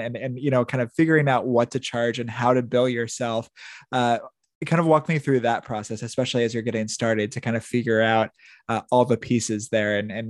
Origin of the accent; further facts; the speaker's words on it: Midwest, United States; I grew up in the Midwest.